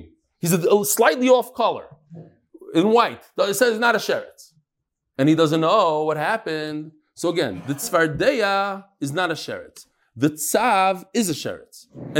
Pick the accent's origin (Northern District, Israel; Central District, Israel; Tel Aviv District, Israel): Central District, Israel; Bnei Brak; I grew up in Bnei Brak.